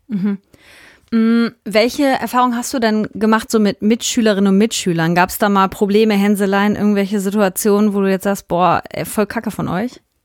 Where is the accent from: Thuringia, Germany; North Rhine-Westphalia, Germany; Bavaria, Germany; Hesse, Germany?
North Rhine-Westphalia, Germany; Hünxe; wir kennen uns äh, aus dem Dorf, aus dem wir kommen, aus Hünxe